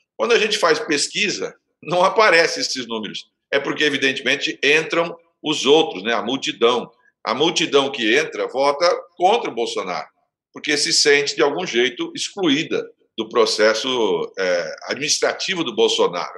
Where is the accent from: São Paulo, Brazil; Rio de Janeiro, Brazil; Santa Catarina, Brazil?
São Paulo, Brazil; Santos; eu sou de Santos